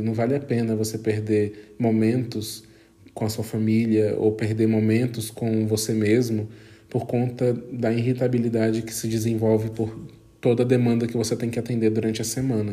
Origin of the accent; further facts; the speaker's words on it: Brazil; fora do meu país de origem, que é o Brasil